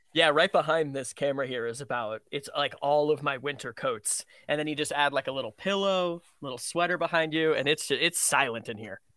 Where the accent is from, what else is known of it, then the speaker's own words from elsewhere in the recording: Vermont, United States; I grew up in Vermont